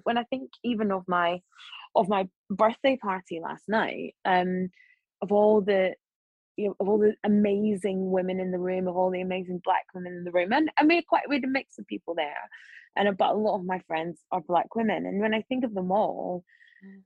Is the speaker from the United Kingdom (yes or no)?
yes; Scotland, United Kingdom; accent: Scottish; moved away; I was sort of just a black journalist with a Scottish accent